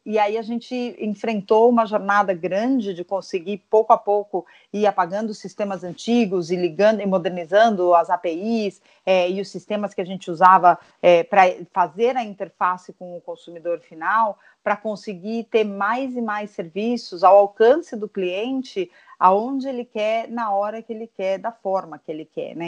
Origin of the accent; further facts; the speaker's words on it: São Paulo, Brazil; also born or lived in United States; eu sou paulista paulistana, nasci aqui